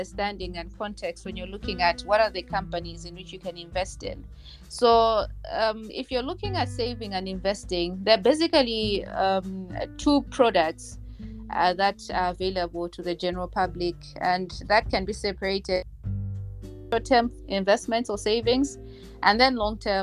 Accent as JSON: {"language": "English", "town": "Mzuzu", "region": "Northern Region", "country": "Malawi", "tie": "born or raised there", "also_born_or_lived": "Lilongwe", "lives_now": "Blantyre, Malawi", "said": "I was born and raised in Malawi. I actually grew up in Zuzu. And then after that, we moved to Lilongwe."}